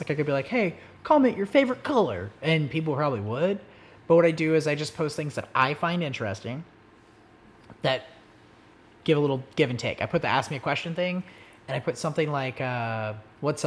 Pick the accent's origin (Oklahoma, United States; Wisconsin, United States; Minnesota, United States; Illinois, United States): Oklahoma, United States; I'm just fucking from Oklahoma.